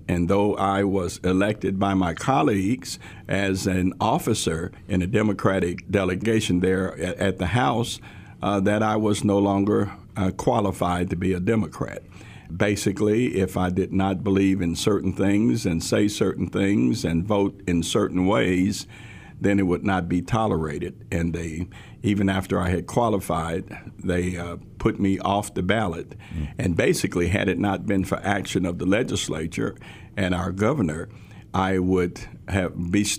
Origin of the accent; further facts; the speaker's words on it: Tennessee, United States; also born or lived in Memphis; Crockett County, where we moved from Memphis to that small town, which is a wonderful small town up in West Tennessee. We integrated the schools in 1968.